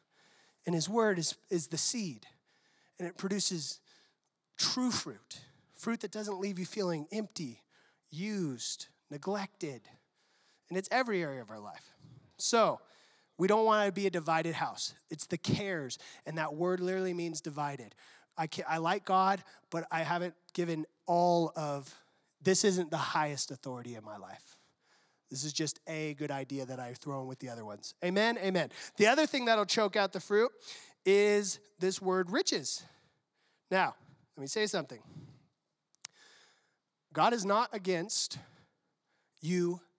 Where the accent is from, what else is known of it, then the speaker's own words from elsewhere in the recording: San Diego, California, United States; I'm from San Diego